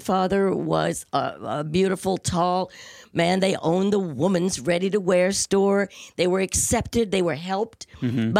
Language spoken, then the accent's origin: English; Bedford, Virginia, United States; moved away; also born or lived in New York; I'm from a little town in Virginia. Little town in Virginia called Bedford.